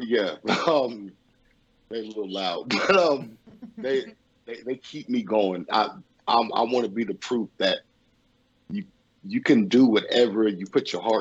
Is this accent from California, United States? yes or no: yes; Los Angeles, California, United States; I grew up in Los Angeles, California. Born and raised in Los Angeles, California